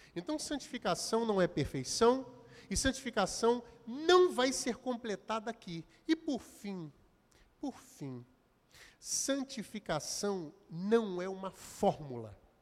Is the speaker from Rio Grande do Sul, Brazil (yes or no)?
no; Belford Roxo, Rio de Janeiro, Brazil; eu nasci e fui nascido, criado em Belfort Roxo